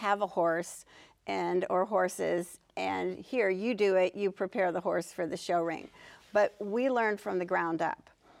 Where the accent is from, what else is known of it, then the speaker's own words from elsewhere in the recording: Pittsburgh, Pennsylvania, United States; So, we lived in Pittsburgh in the suburbs, and I have a sister who is 3 years younger.